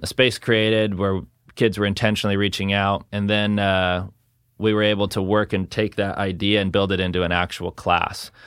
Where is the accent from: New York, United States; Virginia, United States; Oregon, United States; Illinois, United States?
Oregon, United States; Salem; grew up here in, uh, South Salem, just off of Kubler, so not, not too far from Sprague.